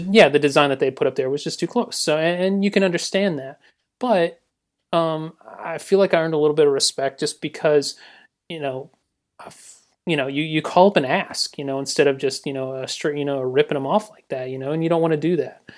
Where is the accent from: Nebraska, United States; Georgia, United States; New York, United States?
Georgia, United States; Newnan; I'm from Noonan, Georgia. I, uh, you know, born and raised